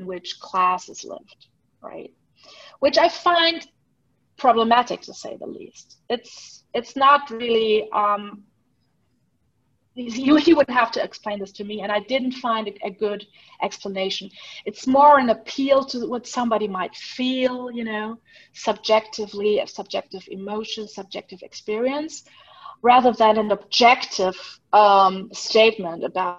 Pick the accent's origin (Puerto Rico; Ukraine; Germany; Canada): Germany; now in Switzerland; When I was little, growing up in Germany